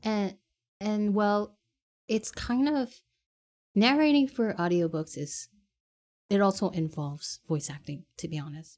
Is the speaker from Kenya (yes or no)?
no; Canada; I am born and raised in Canada, and I am Asian